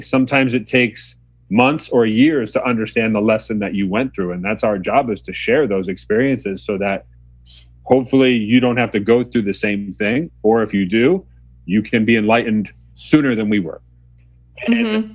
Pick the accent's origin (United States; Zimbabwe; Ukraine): United States; Mamaroneck, New York; I was born and raised in Mamaroneck, New York, uh, just outside New York City